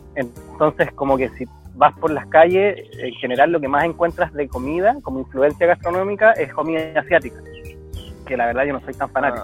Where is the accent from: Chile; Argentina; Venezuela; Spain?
Chile; moved away as an adult; now in New Zealand